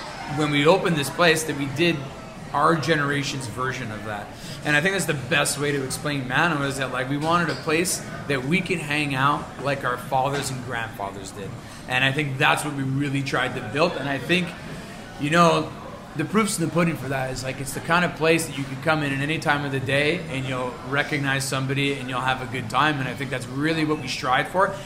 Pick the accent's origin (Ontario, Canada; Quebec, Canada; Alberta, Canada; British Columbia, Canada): Quebec, Canada; Montreal; I grew up in the Southwest in LaSalle and Point St. Charles